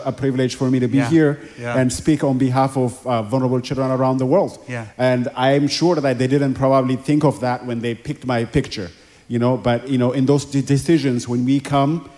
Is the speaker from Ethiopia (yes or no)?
yes; Addis Ababa, Ethiopia; moved away; I grew up in Ethiopia in a very impoverished community in Addis Ababa, Ethiopia